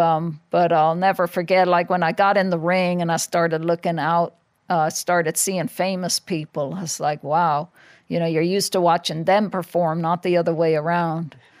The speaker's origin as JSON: {"language": "English", "country": "Ireland", "moved": "yes", "said": "I'm probably the only world champion in history that's not allowed to fight in their own country"}